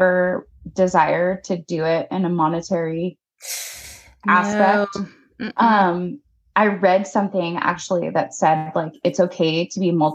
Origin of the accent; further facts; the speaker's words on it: Arizona, United States; now in Oregon, United States; I was born in Arizona